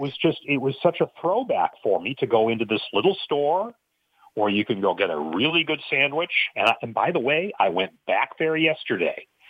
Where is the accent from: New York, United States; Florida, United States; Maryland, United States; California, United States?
California, United States; Chico; I grew up in, in Chico, California. I went to the same high school as Aaron Rodgers